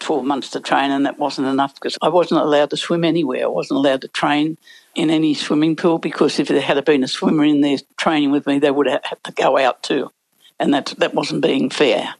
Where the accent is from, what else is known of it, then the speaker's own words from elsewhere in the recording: Sydney, New South Wales, Australia; I came from Balmain